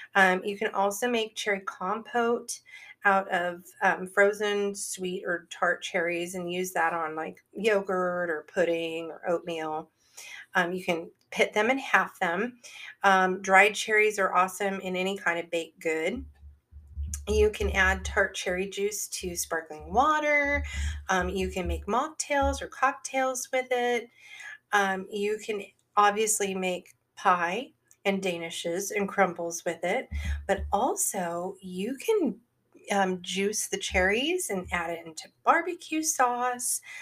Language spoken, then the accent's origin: English; Northern California, United States; growing up in Northern California, literally in the town that I lived in, which is now a gigantic town of like 120,000 people